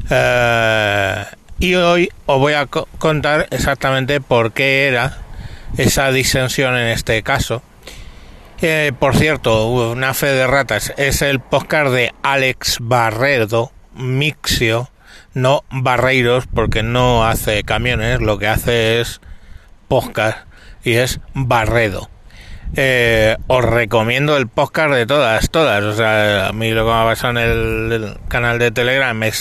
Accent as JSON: {"language": "Spanish", "town": "Madrid", "region": "Community of Madrid", "country": "Spain", "tie": "born there", "said": "teniendo en cuenta que nací, ya lo sabéis, en el Cinturón Rojo de Madrid"}